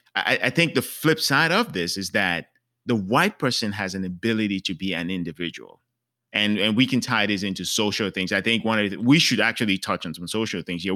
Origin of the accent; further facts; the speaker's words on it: Cameroon; moved away; I'm from Cameroon, that's where I was born.